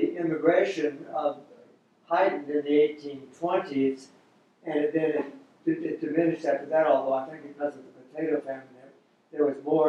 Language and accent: English; Fort Lauderdale, Florida, United States; I grew up in Fort Lauderdale, which is Broward County